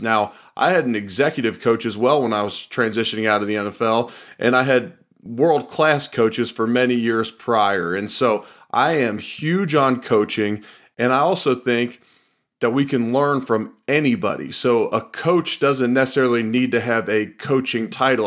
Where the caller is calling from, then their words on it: Louisville, Kentucky, United States; I'm calling them from Louisville, Kentucky